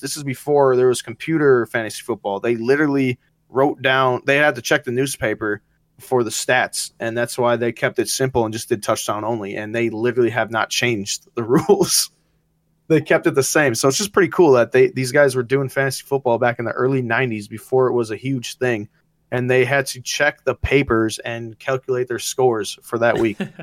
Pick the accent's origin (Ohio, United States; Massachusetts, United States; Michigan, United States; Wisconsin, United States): Wisconsin, United States; I still am a Packers fan because it's my home, my home, it's my hometown